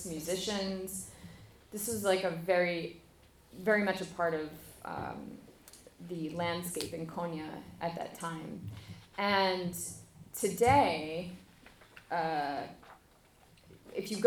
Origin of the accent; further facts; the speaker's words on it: United States; me, as like an American